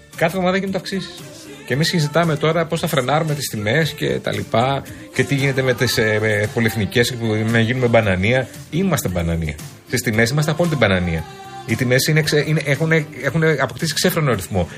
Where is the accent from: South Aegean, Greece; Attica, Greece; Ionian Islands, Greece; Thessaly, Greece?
Attica, Greece; Athens; εμεί που είμαστε Αθηναίοι